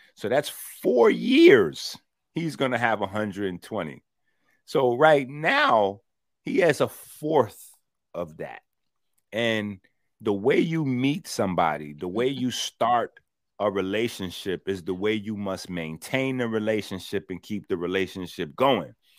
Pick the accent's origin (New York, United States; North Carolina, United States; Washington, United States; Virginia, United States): New York, United States; New York City; I'm from the Bronx